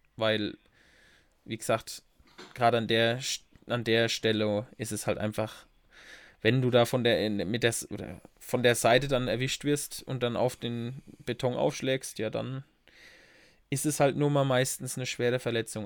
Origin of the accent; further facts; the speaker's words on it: Bad Neustadt an der Saale, Bavaria, Germany; da ist auch meine Kindheit oft verbracht im Café Wiener